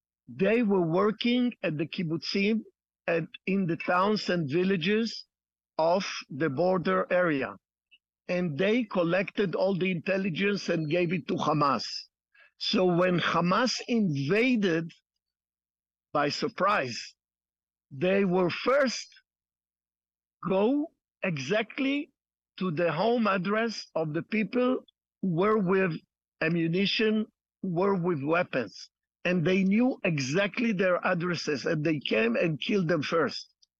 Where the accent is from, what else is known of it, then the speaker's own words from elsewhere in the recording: Jerusalem, Jerusalem District, Israel; I was born in Jerusalem, 16th generation. My grandparents have immigrated here from Spain, 1476